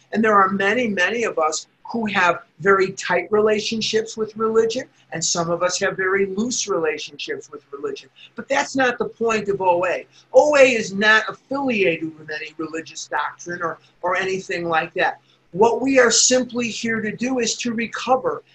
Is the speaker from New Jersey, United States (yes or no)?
no; Chicago, Illinois, United States; moved away as an adult; also born or lived in Oregon; now in Scottsdale, United States; I'm from Chicago, I was born and raised there.